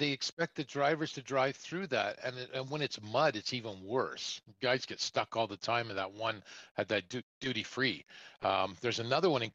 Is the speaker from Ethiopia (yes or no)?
no; Canada; I being a Canadian